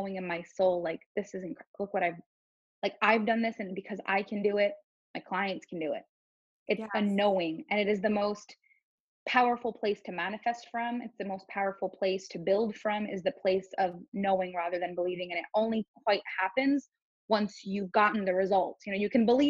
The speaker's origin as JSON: {"language": "English", "country": "Canada", "first_language": "French", "second_language": "English", "said": "I'm French Canadian. So my first language is actually French."}